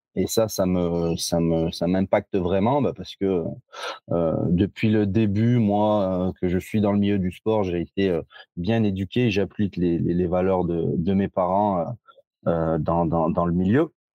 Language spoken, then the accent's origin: French; Givors, Auvergne-Rhône-Alpes, France; je suis originaire de Lyon, de Givors